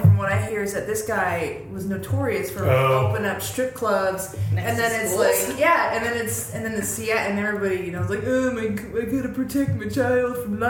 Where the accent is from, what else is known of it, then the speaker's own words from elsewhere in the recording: Colorado, United States; moved away; also born or lived in Seattle; I grew up in Colorado.